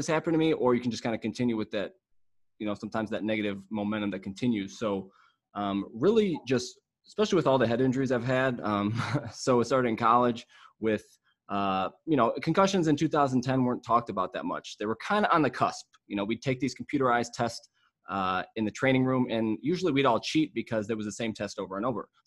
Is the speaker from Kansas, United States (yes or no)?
no; Mentor, Ohio, United States; I am from, well, Mentor, Ohio, which is like 20 minutes outside of Cleveland